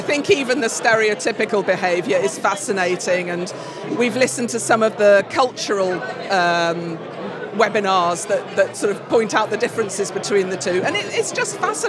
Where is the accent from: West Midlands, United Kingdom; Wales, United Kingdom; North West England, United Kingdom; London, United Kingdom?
West Midlands, United Kingdom; Stratford-upon-Avon; I come from Stratford-on-Avon.